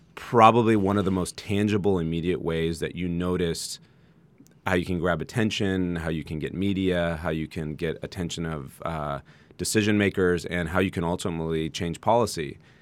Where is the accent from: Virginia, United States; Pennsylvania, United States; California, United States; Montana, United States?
California, United States; San Jose; moved away as an adult; now in Santa Barbara, United States; I grew up in San Jose, uh, now Silicon Valley